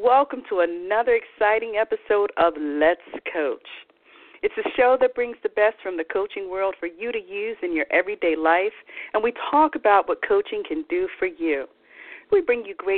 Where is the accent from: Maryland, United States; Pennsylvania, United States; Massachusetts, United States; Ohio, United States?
Pennsylvania, United States; Philadelphia; moved away as an adult; also born or lived in Mississippi; I'm originally from Philadelphia, Pennsylvania, not Mississippi. And I will, no matter where I live in the world, I will always call Philadelphia home